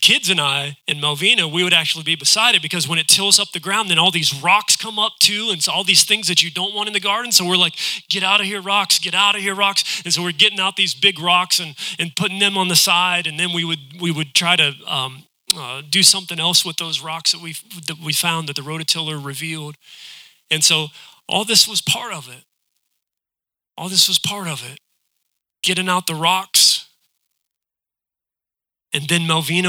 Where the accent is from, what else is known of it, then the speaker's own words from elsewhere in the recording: West Virginia, United States; now in Ohio, United States; I'm from West Virginia